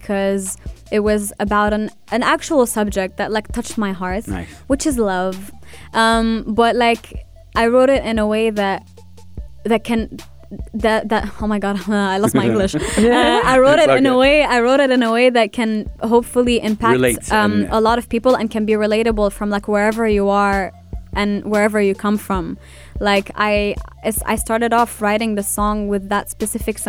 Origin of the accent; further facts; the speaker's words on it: Belgium; now in United Arab Emirates; I'm Iraqi, represent, born and raised in Belgium, and living in the UAE